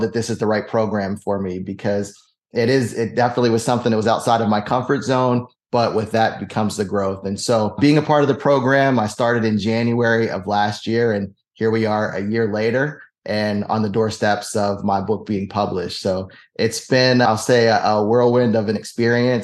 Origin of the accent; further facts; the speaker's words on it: Pittsburgh, Pennsylvania, United States; moved away; I'm originally from Pittsburgh